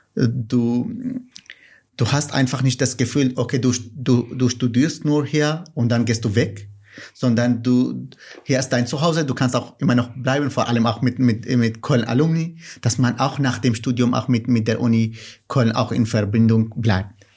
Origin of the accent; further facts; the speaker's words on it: Nineveh, Iraq; first language Kurmanji; German is a second language; moved away as an adult; now in Cologne, Germany; ich komme aus dem Irak und Kurdisch und Arabisch sind Amtssprachen im, im, im Irak. Aber meine Muttersprache ist Kurmanji